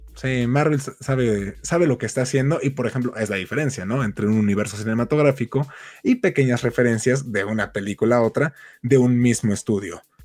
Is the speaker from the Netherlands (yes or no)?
no; Mexico; soy un mal mexicano